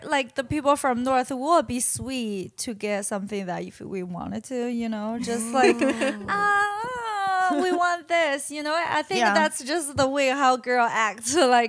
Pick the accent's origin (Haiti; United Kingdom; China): China; Qingdao, Shandong; English is a second language; moved away as an adult; Mainland China. Shandong, Qingdao.